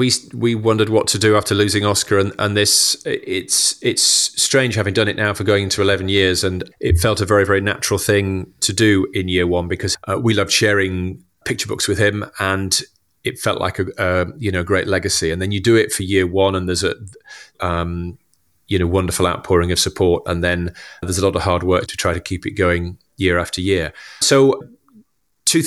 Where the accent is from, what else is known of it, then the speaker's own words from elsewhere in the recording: Huddersfield, Yorkshire and the Humber, United Kingdom; I'm from Huddersfield in West Yorkshire. My dad worked in local government